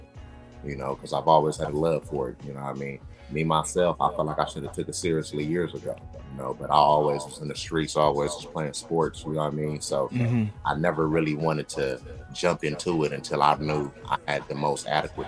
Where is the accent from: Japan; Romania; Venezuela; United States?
United States; East Palo Alto, California; I grew up down the street from Stanford University in Facebook